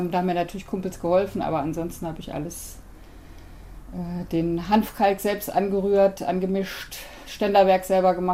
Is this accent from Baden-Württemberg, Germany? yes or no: no; Hamburg, Germany; Ich komme aus Hamburg und die Familie, die hatten alle Reihenhäuser, aber winzig klein.